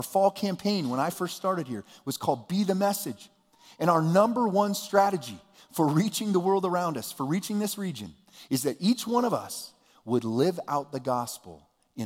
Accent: United States; I was born here. I'm an American

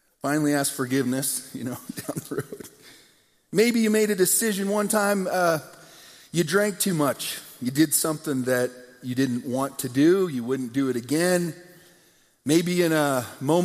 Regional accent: United States; Two young men, growing up in America

